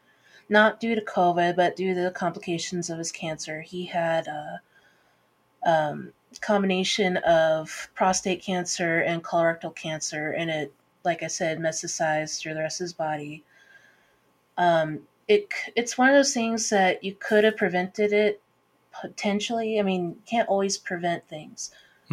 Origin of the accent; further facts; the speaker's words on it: Petrolia, California, United States; also born or lived in Belcourt, North Dakota (ancestral roots); I was born and raised in Northern California in a small town called Petrolia